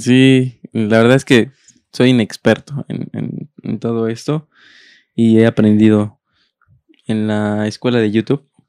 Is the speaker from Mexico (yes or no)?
yes; Mexico City, Mexico; also born or lived in Texcoco, State of Mexico; Yo nací en Texcoco porque mi abuelita vivía en Texcoco y mis papás vivían en, la Ciudad de México, en ese entonces Distrito Federal